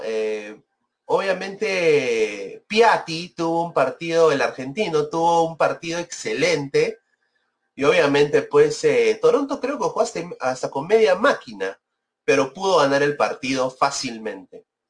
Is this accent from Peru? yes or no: yes; Peru; now in United States; soy peruano, quiero mi país